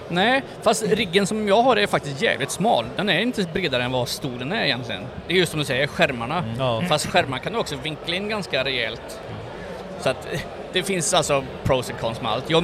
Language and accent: Swedish; Sweden